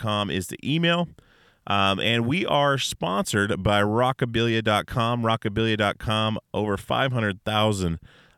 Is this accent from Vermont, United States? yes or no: no; Alaska, United States; We're all from Alaska, all my guys